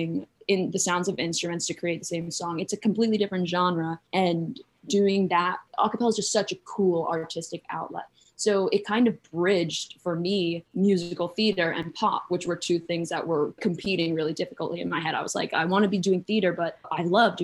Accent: Saratoga Springs, New York, United States; moved away; also born or lived in Santa Monica, California; I'm originally from Saratoga Springs, upstate New York

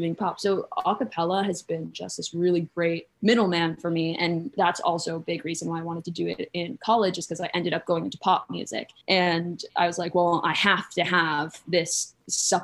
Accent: Saratoga Springs, New York, United States; moved away; also born or lived in Santa Monica, California; I'm originally from Saratoga Springs, upstate New York

